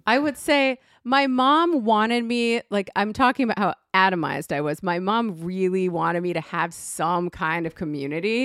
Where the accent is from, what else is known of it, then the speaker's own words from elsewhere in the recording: West Hartford, Connecticut, United States; I'm from West Hartford, Connecticut